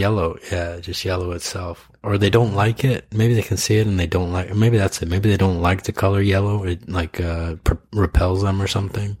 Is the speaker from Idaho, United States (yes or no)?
yes; Idaho, United States; moved away; I grew up in Idaho where like BB guns were like a big thing